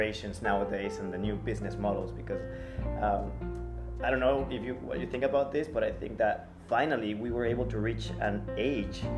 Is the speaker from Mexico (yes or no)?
yes; Mexico; English is a second language; I'm from Mexico.